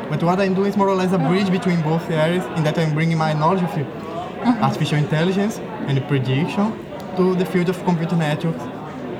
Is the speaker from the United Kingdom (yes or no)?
no; Brazil; English is a second language; now in United States; I'm from Brazil